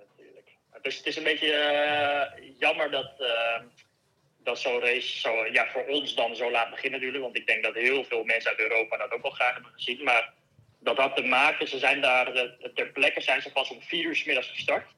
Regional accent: Netherlands; now in Girona, Spain

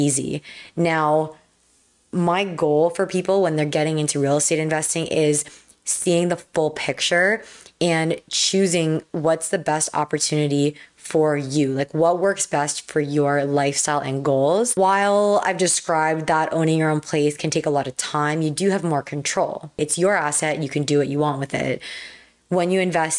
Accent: Toronto, Ontario, Canada; I'm from Toronto, Canada

